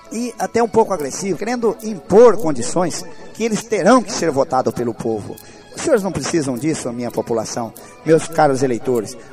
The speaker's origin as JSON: {"language": "Portuguese", "town": "Palmital", "country": "Brazil", "tie": "born there", "said": "o meu povo da Água Nova, água onde eu nasci, onde eu tenho uma propriedade que a maioria do povo palmitalense já o conhece"}